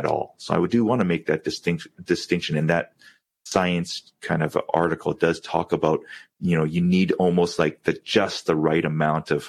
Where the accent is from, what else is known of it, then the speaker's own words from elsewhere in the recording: Vancouver, British Columbia, Canada; growing up in Vancouver